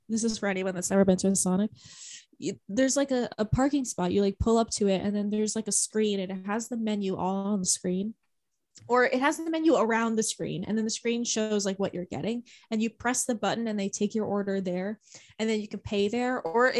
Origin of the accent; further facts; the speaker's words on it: United States; Us being so American talking about fast food.